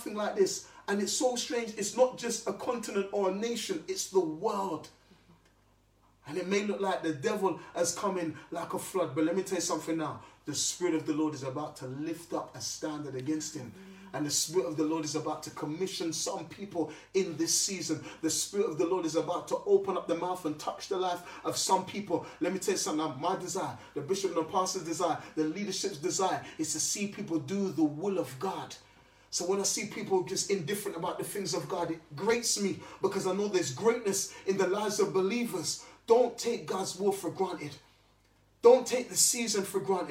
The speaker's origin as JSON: {"language": "English", "region": "London", "country": "United Kingdom", "tie": "born or raised there", "said": "I grew up in South London."}